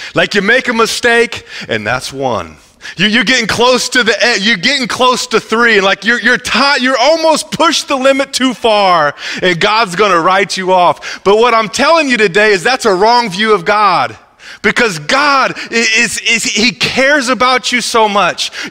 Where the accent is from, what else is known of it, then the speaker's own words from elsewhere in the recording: Midwest, United States; I'm from the Midwest